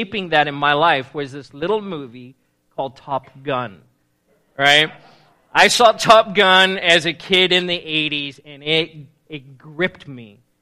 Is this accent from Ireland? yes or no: no; South Africa; moved away as an adult; now in United States; I was born and raised in South Africa, and I moved to the States when I was 18 years old.